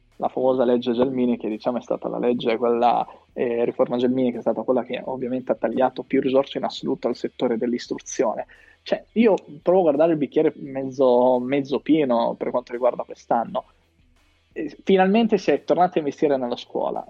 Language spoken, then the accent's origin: Italian; Riccione, Emilia-Romagna, Italy; sono di Riccione